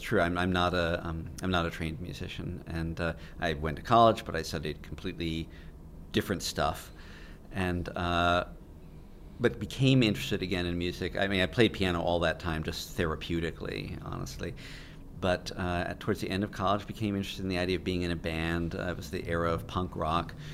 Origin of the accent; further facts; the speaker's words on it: Connecticut, United States; I grew up in Connecticut, but my dad raised us in Connecticut, telling us we were Virginians